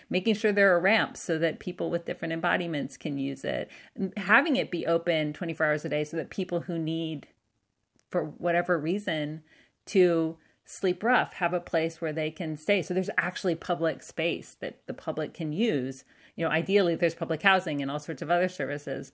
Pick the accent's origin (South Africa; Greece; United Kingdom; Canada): Canada; also born or lived in United States; because of being Canadian